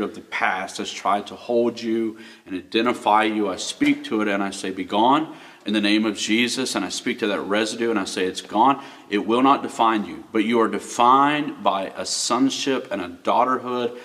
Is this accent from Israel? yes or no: no; Florida, United States; now in West Virginia, United States; I grew up in Florida, hot.